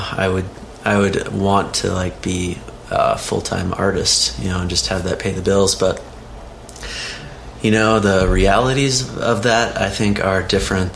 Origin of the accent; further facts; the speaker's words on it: Oklahoma, United States; moved away as an adult; I grew up mostly in Oklahoma, and went to college at the University of Oklahoma